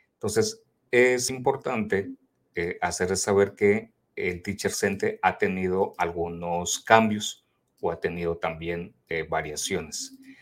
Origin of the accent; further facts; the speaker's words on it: Mexico; somos tres de México que nos encontramos en este grupo también de Global.